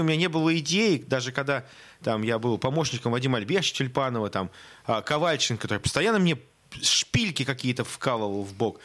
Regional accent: Saint Petersburg, Russia; в Санкт-Петербурге, в родном для меня городе

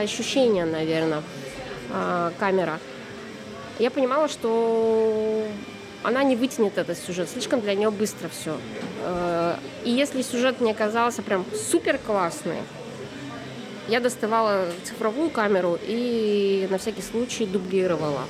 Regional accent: Tyumen, Tyumen Oblast, Russia; Я же из Тюмени, я далеко.

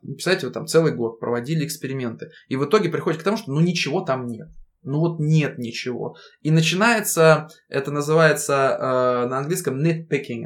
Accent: Russia; also born or lived in United Kingdom; это моя родина, у меня здесь семья, у меня здесь э, родители, здесь моя девушка, здесь мой родной город

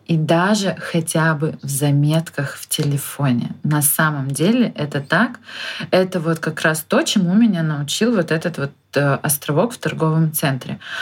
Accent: Khabarovsk, Khabarovsk Krai, Russia; я из Хабаровска

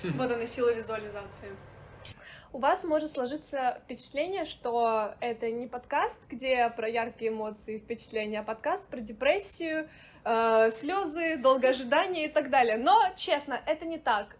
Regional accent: Murmansk, Murmansk Oblast, Russia; moved away as an adult; also born or lived in Saint Petersburg; я родилась в городе Мурманске

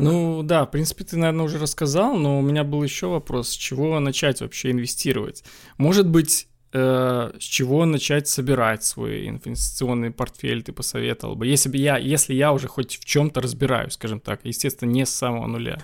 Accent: Belarus; я сам из Беларуси, и у нас всегда все собирают в бумажном долларе

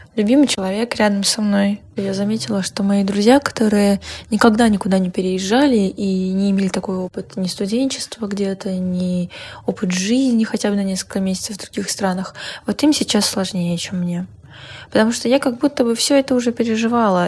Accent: Minsk, Belarus; moved away as an adult; also born or lived in Moscow, Russia; Я переехала в Россию из Минска

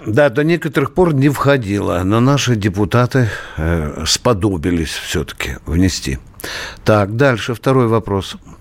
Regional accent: Kharkiv Oblast, Ukraine; moved away as an adult; now in Russia; Харьковская область, она такая миролюбивая. Там никогда не процветала бандеровщина. Я сам там рос до 18 лет.

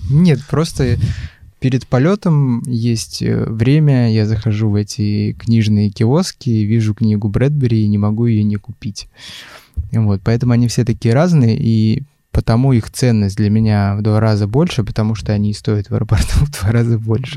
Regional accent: Chukotka Autonomous Okrug, Russia; also born or lived in Ufa, Bashkortostan; now in Moscow, Russia; как я, например, который родился в Уфе, но при этом вырос на Чукотке

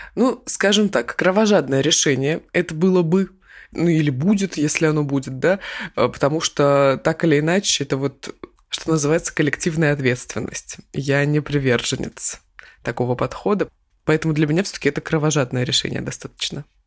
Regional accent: Krasnoyarsk, Krasnoyarsk Krai, Russia; я из Красноярска

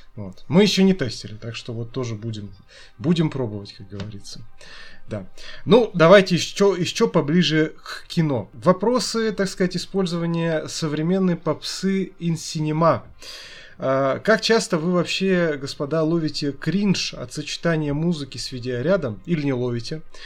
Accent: Nizhny Novgorod, Nizhny Novgorod Oblast, Russia; moved away; я ж сам из Нижнего Новгорода изначально

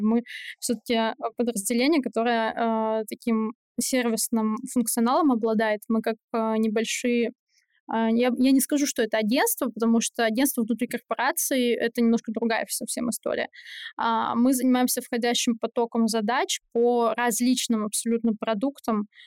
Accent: Saint Petersburg, Russia; moved away as an adult; now in Moscow, Russia; я из Питера

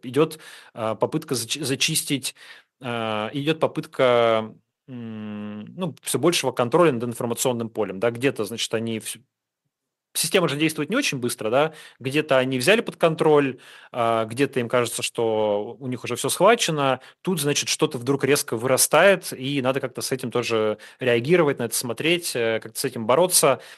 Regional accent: Urals, Russia; Я сам с Урала, я знаю этот регион

